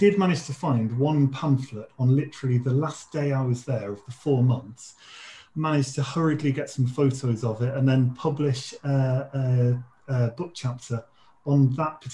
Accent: Leicester, East Midlands, United Kingdom; moved away as an adult; also born or lived in Sheffield / Washington, D.C.; now in Newcastle, United Kingdom; I'm from Leicester

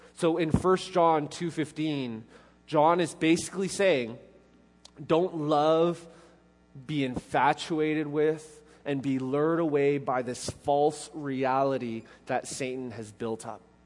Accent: Canada; now in Middle Tennessee, United States; being Canadian

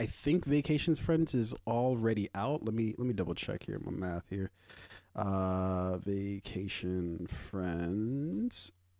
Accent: Nigeria; Yes, I am fucking Nigerian.

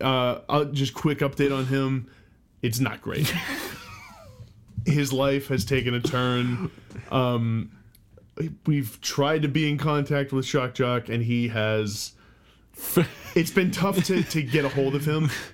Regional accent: Boston, Massachusetts, United States; We're from the Boston

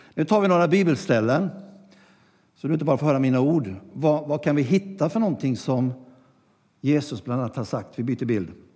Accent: Gnosjö, Jönköping County, Sweden; det gamla kapellet i Gnosjö där jag växte upp

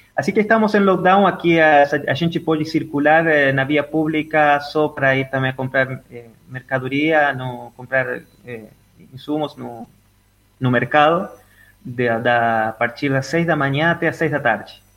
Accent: Entre Ríos, Argentina; Portuguese is a second language; moved away as an adult; also born or lived in Buenos Aires, Argentina; now in Brazil; eu nasci na Argentina, na, na, no estado de Entre Rios, aí bem na divisa com, com Uruguai, eh, é, bem no interior. Eh, até ontem estava lembrando com os colegas que encontrei nas redes sociais sobre a, a vida do interior, estudar da escola, ir no, no campo

